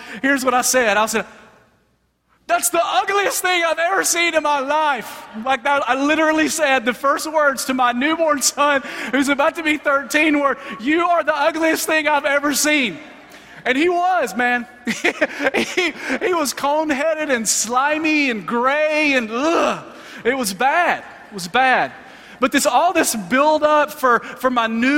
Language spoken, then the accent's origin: English; Alabama, United States; moved away; I'm originally from Alabama